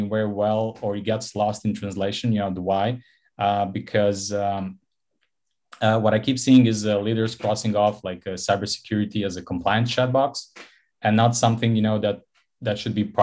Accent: Montenegro; Born and raised in Montenegro on the Mediterranean coast.

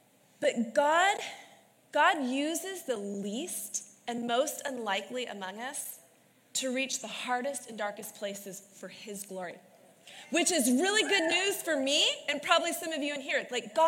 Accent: Anaheim Vineyard, Orange County area, California, United States; also born or lived in Yorba Linda, California; I grew up in the Anaheim Vineyard.

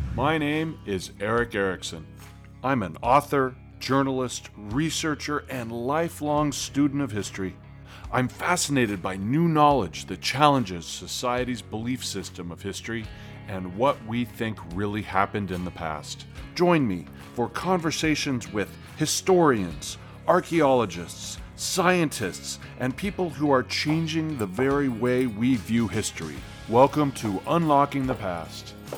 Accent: Washington, United States; I grew up not on Whidbey, but I did grow up in the region

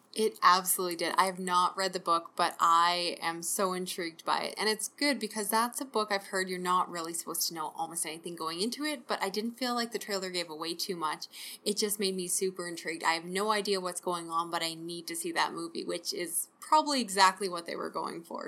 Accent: Canada; I'm Canadian

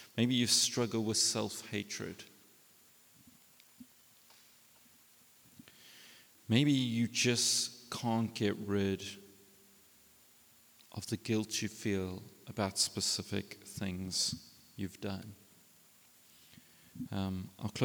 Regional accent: South Africa; we're South African men.

